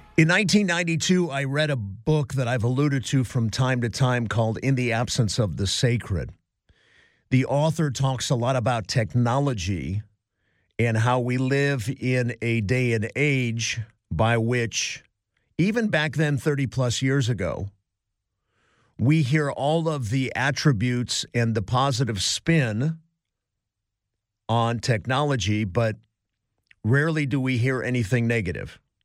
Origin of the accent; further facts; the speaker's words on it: Cleveland, Ohio, United States; now in Los Angeles, United States; Growing up in Cleveland, Ohio as a young boy